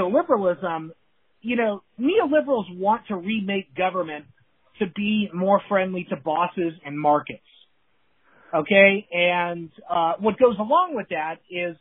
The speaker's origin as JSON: {"language": "English", "region": "California", "country": "United States", "said": "I'm from California"}